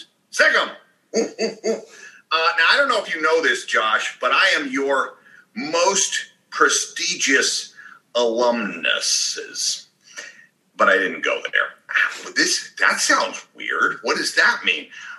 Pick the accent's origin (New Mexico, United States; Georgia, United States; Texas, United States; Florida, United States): Georgia, United States; Atlanta; I'm from Atlanta. I don't know if you know that. Went to Athens almost every weekend as a kid.